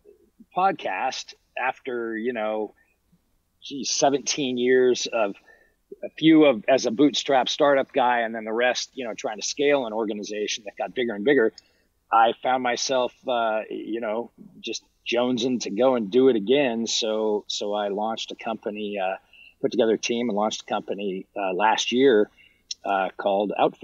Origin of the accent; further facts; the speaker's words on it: Huntington Beach, California, United States; moved away as an adult; also born or lived in Los Angeles / Washington, D.C.; I grew up in Southern California. I grew up in Huntington Beach and Newport Beach